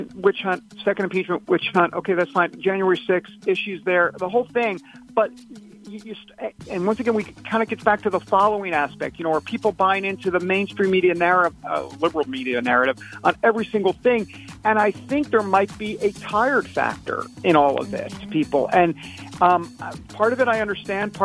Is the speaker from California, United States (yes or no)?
no; New York, United States; I'm from New York.